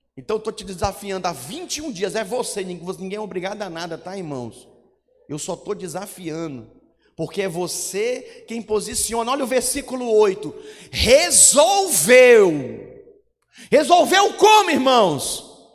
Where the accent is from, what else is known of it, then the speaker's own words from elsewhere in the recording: Manaus, Amazonas, Brazil; moved away as an adult; also born or lived in Goiânia; Eu sou de Manaus, Amazonas